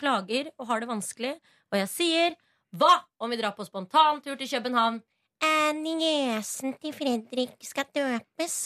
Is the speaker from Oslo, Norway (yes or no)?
yes; Oslo, Norway; Jeg er Oslo-jente, eller veldig østkanta. Jeg er fra Hauketo.